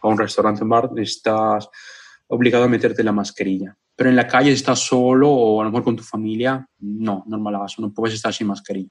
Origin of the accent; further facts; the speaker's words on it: Moquegua, Peru; moved away as an adult; now in Vicenza, Italy; yo soy el único peruano